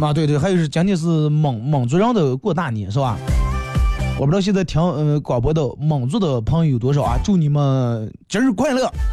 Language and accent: Chinese; China; 我是中国人